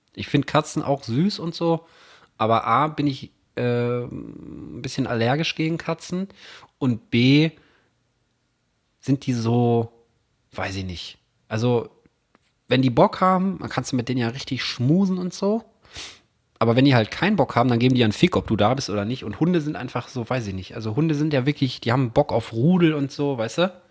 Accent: Herne, North Rhine-Westphalia, Germany; ich bin in Herne groß geworden

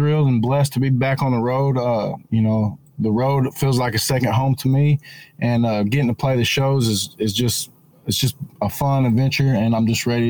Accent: Denison, Texas, United States; I'm from Denison, Texas.

